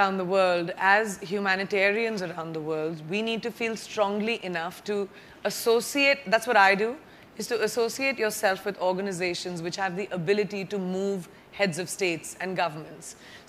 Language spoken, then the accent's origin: English; Bareilly, Uttar Pradesh, India; also born or lived in Jamshedpur / Lucknow / Mumbai / Boston; I was born in Jamshedpur, raised in Bareilly, UP, went to school in Lucknow, lived in Mumbai, lived in Boston, lived in New York. I consider myself truly a citizen of the world.